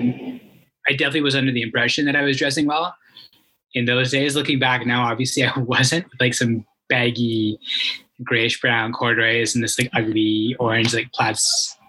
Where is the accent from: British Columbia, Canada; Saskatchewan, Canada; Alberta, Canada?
Alberta, Canada; Calgary; I'm born and raised in Calgary, Alberta, one of the few, like a rare breed these days